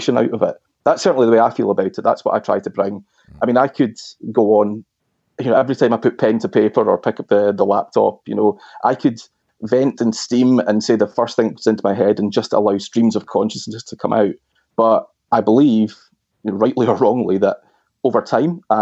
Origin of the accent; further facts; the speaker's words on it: Glasgow, Scotland, United Kingdom; the Herald newspaper in my hometown of Glasgow